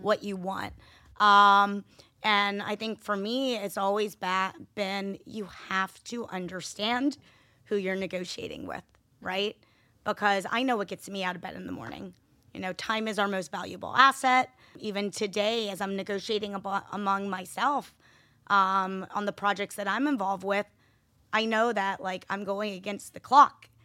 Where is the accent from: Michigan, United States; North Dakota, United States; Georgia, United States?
Georgia, United States; Atlanta; I was born and raised in Atlanta, Georgia